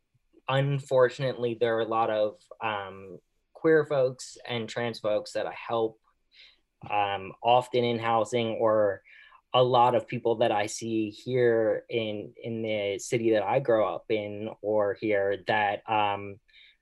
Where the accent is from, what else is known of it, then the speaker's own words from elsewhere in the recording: Philadelphia, Pennsylvania, United States; now in San Diego, United States; I am originally from Philadelphia